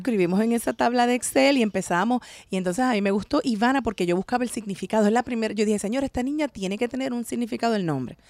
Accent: San Juan, Puerto Rico; moved away as an adult; also born or lived in Bahamas; now in United States; Yo soy boricua, para que tú lo sepas. Nací en San Juan, Puerto Rico

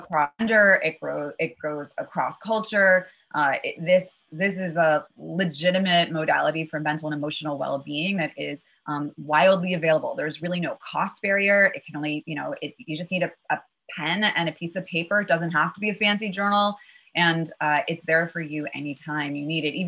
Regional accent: New York City, New York, United States; also born or lived in Chappaqua, New York; I had one parent up in Westchester in a town called

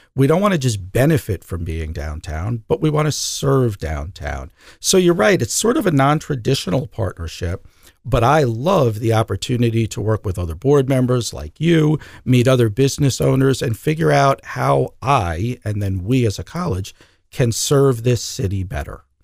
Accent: Long Island, New York, United States; moved away as an adult; also born or lived in Virginia / Midwest; now in Des Moines, United States; I was born and raised on Long Island, New York, but I left there about thirty years ago

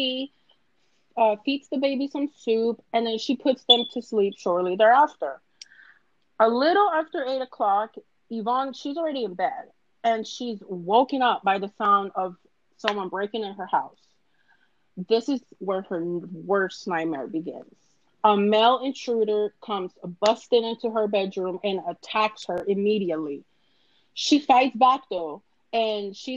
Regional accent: Cali, Valle del Cauca, Colombia; I'm from Cali

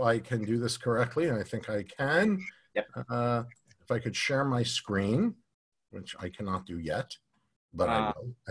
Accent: New York, United States; now in Florida, United States; I'm from New York

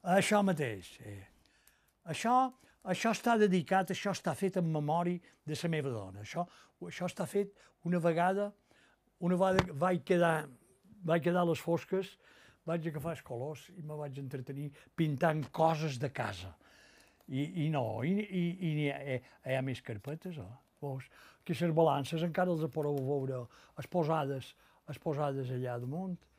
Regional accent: Bunyola, Balearic Islands, Spain; Vaig néixer a Bunyola, a la plaça, que llavors se deia Plaza de la Constitució

